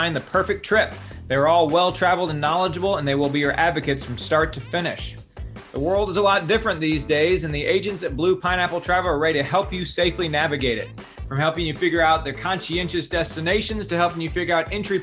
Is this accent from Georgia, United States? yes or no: yes; Marietta, Georgia, United States; I am from Metro Atlanta. I'm from Marietta.